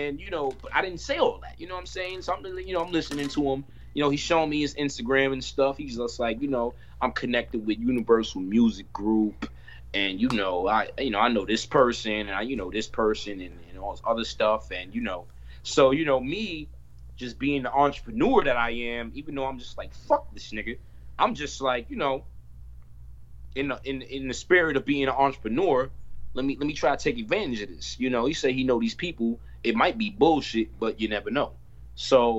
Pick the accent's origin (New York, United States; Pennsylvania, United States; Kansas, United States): New York, United States; New York City; I was born in Harlem Hospital, born and raised here. I've been in Harlem my whole life